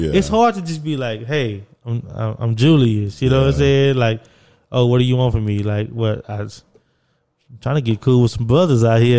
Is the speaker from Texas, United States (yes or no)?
yes; Texas, United States; moved away as an adult; also born or lived in Beacon, New York; I'm from Texas.